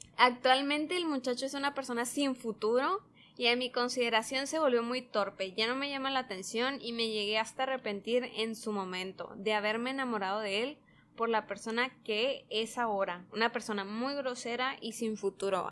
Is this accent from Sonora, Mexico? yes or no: yes; Sonora, Mexico; accent: Sonoran; con nuestro acento sonorense